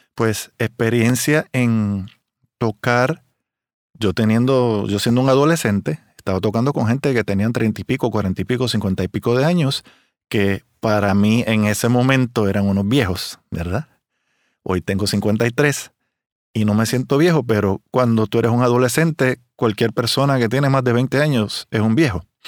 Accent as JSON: {"language": "Spanish", "country": "Puerto Rico", "also_born_or_lived": "Miami / Las Vegas", "said": "soy un trompetista de Puerto Rico"}